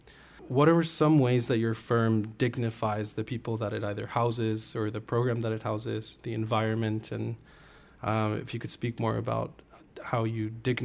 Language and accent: English; Colombia; now in New York City, United States; I'm actually from Colombia